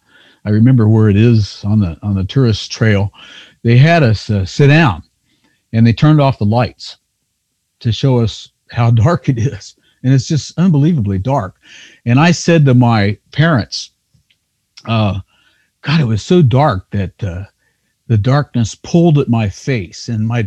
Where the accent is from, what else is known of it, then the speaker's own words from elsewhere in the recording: Kentucky, United States; where I grew up in Northern Kentucky, I know there's caves on farms that were neighbors that I don't think anybody's explored.